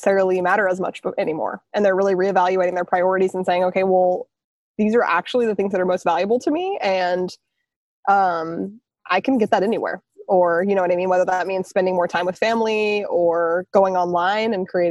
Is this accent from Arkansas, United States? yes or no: yes; Hot Springs, Arkansas, United States; now in New York, United States; I am actually in Hot Springs, Arkansas, which is my hometown, visiting my mom